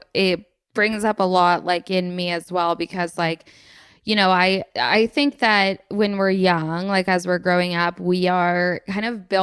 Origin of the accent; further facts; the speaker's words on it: England, United Kingdom; also born or lived in United States; Like I served in the army and I'm from England and I lived in America and I've got all these things